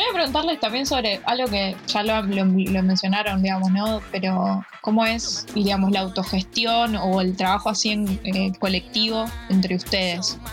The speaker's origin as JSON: {"language": "Spanish", "town": "Rosario", "region": "Santa Fe", "country": "Argentina", "said": "yo soy de Rosario"}